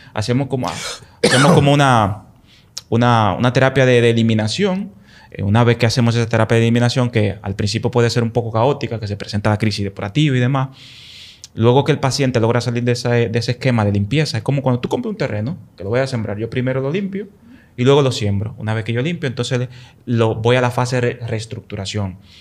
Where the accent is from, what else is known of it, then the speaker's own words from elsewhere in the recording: Dominican Republic; moved away; Allá en el campo donde yo soy, en el pueblo donde yo soy, la mata de Farfán